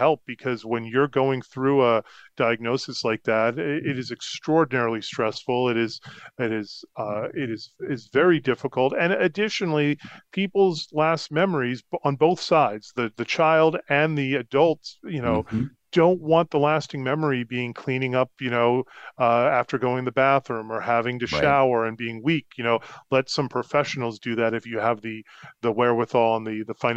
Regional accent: Concord, Massachusetts, United States; moved away as an adult; also born or lived in Rhode Island / Colorado / Florida; growing up in the Concord

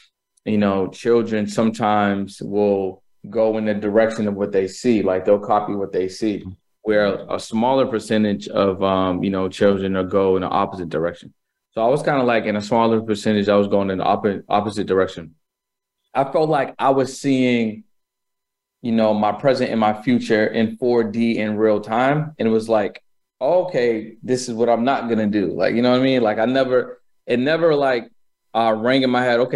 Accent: Boston, Massachusetts, United States; I was born in Boston, Massachusetts

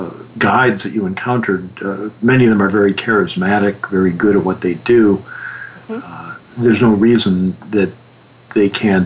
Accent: Detroit, Michigan, United States; Detroit, which is my hometown.

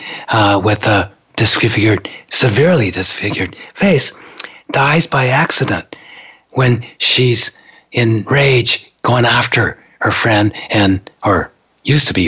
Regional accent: Japan; now in United States; growing up in Japan

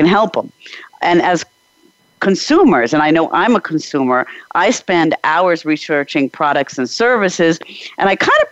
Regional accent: East Coast of the United States, United States; moved away as an adult; now in Prague, Czech Republic; I grew up in the East Coast of the States

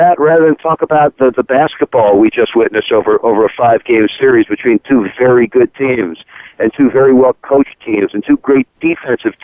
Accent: Long Island, New York, United States; now in Boca Raton, United States; growing up on Long Island

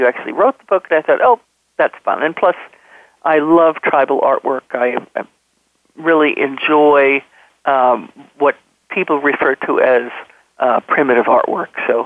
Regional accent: New York City region, United States; accent: New York City region; moved away as an adult; now in Maine, United States; my New York City region dialect

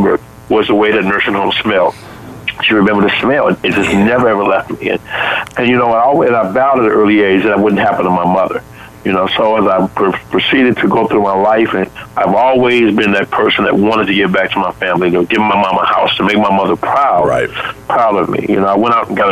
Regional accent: Chicago, Illinois, United States; when I grew up in Chicago, as I grew up, my mom was a single parent working in a grocery store.

